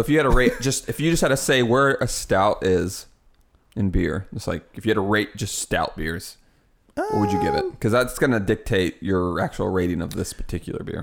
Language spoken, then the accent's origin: English; Midwest, United States; Because I'm from the Midwest and we have a lot of corn